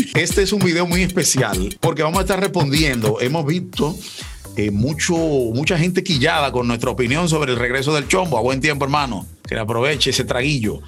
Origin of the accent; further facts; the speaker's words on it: Dominican Republic; Los dominicanos somos